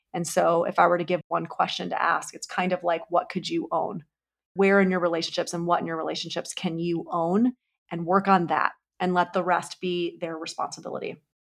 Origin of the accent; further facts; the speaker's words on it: New York, United States; I'm also a New Yorker